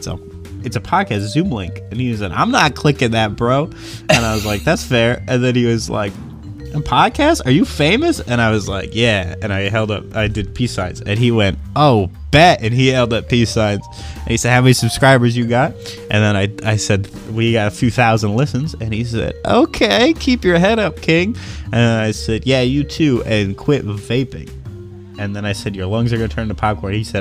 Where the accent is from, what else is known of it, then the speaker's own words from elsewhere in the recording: Canada; We're Canadian